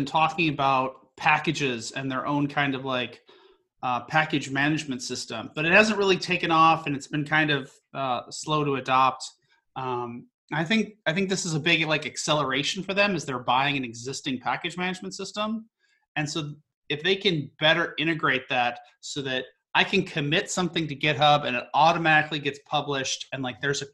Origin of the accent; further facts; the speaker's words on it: Northern Midwest, United States; Northern Midwesterner going to the sunny parts of the world